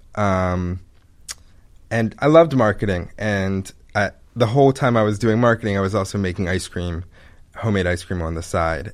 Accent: Pikesville, Maryland, United States; also born or lived in Ithaca, New York; now in Baltimore, United States; I grew up in Pikesville

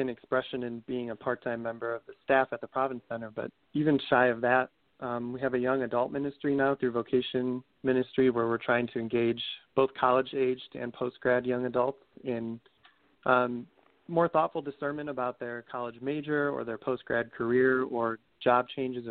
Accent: Arlington Heights, Illinois, United States; I grew up in Arlington Heights, Illinois, which is a suburb of Chicago, just northwest of the city

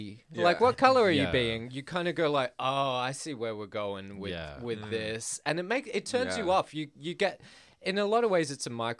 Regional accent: Adelaide, South Australia, Australia; I told someone on Grindr once that I was from Adelaide

